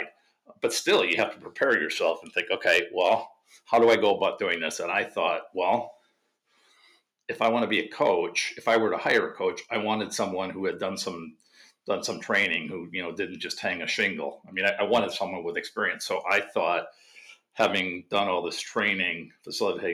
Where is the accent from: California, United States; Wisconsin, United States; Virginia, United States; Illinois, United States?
Wisconsin, United States; I grew up in Wisconsin